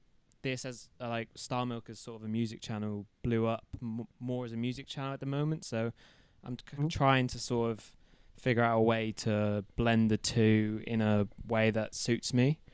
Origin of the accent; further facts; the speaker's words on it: Plymouth, South West England, United Kingdom; Because I'm from Plymouth, which is like a small town in England, or a small city, small city, I should say. And we're like 4 hours from London and like any other sort of big city